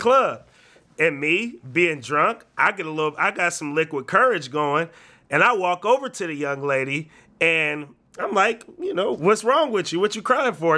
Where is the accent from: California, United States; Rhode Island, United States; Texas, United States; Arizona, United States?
California, United States; the Bay Area; We're from the Bay